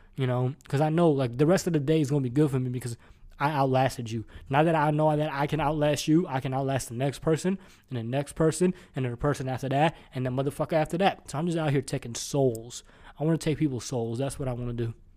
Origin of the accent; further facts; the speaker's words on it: Houston, Texas, United States; I'm from Houston